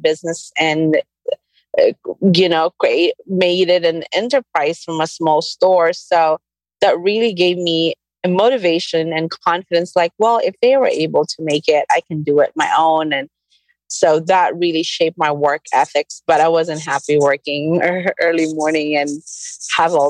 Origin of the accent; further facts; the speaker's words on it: Camiguin, Northern Mindanao, Philippines; I grew up in the Philippines, this tiny island called Camiguin, south of Manila